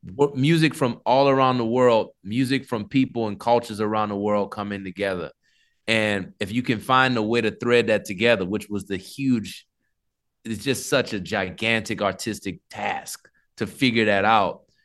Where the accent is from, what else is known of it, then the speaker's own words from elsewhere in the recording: New Orleans, Louisiana, United States; I grew up in New Orleans